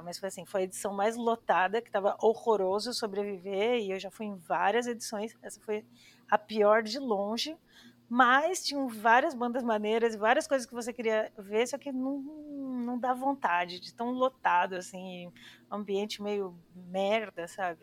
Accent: São Paulo, Brazil; moved away as an adult; now in Barcelona, Spain; eu cresci em São Paulo

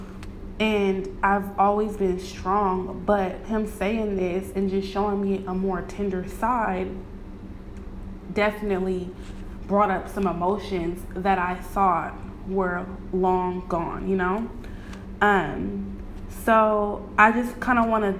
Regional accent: Bay Area, California, United States; I'm from the Bay Area

